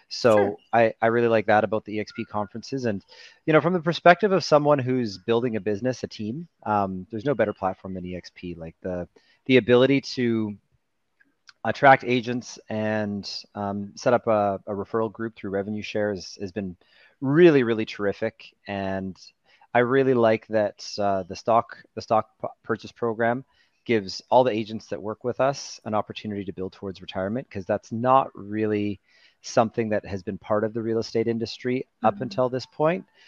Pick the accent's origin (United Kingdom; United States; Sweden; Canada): Canada; Edmonton, Alberta; moved away as an adult; now in Vancouver, Canada; I'm from Canada. I was born in Edmonton, Alberta, which is just north of Montana.